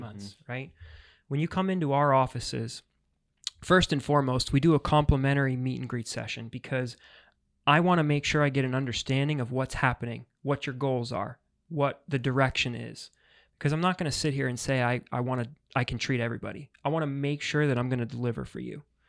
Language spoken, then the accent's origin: English; New York, United States; moved away as an adult; now in Florida, United States; I'm originally from New York, but Florida's been home for six years